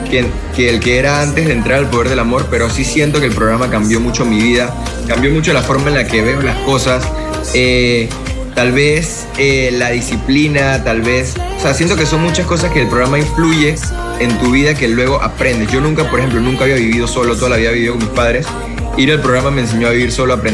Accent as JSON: {"language": "Spanish", "country": "Panama", "said": "Bueno, yo ahorita mismo me encuentro, gracias a Dios, ya nuevamente en mi tierra"}